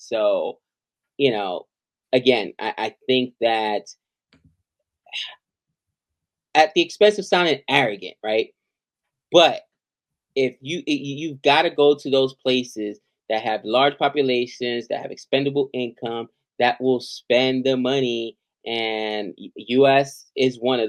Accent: United States; as an American

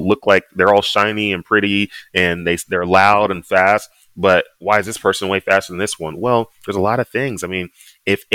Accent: Dallas, Texas, United States; moved away as an adult; also born or lived in Annapolis, Maryland; now in Southern California, United States; growing up in Dallas, football was the biggest thing

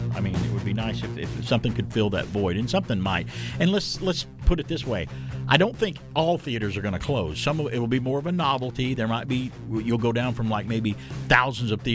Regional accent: Southeast, United States; growing up in the Southeast the way I did with the humidity, I may have grew up here in this area of the U.S.

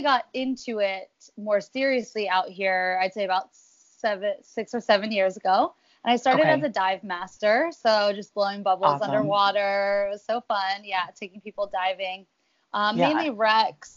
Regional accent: Philadelphia, Pennsylvania, United States; moved away as an adult; now in Hawaii, United States; I grew up in Philadelphia, Pennsylvania, and migrated out to Hawaii about 7-8 years ago.

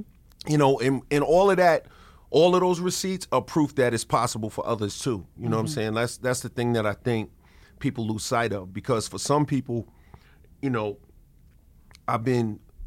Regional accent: New York City, New York, United States; grow up in Queens, you know, especially, you know, as a man, black man

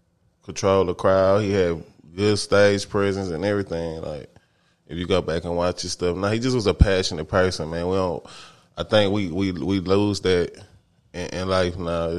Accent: Texas, United States; we are from Texas

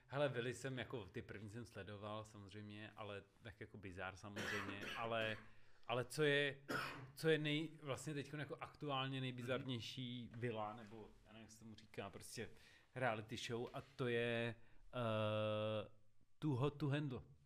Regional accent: Czechia; My jsme, my jsme normálně Češi. My jsme Češi, Češi.

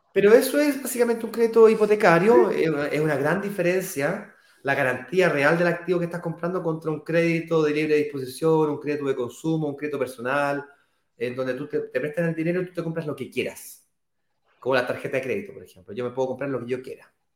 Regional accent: Chile; now in Brazil

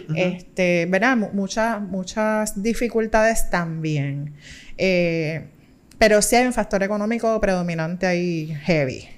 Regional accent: Puerto Rico

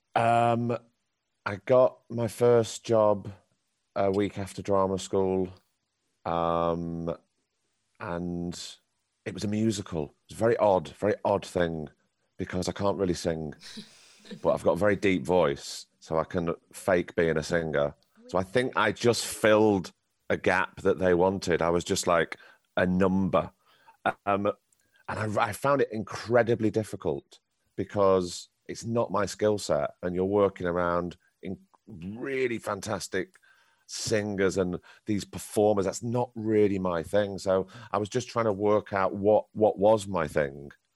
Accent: Blackpool, North West England, United Kingdom; I grew up in Blackpool and in Lancashire.

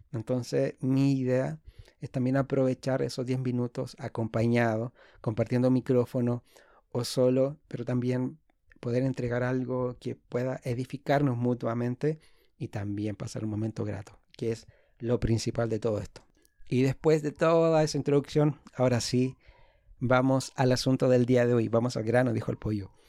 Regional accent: Santiago, Santiago Metropolitan Region, Chile; soy de Santiago de Chile

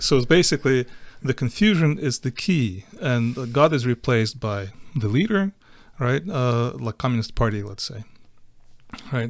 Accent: Western Ukraine, Ukraine; English is a second language; moved away as an adult; also born or lived in Siberia, Russia / Boston / California; now in Texas, United States; I was born in Ukraine, in the western part of Ukraine. Uh, I grew up there, but I also grew up in Siberia, in Russia, when I was about seven years old. For three years, we lived there with the family.

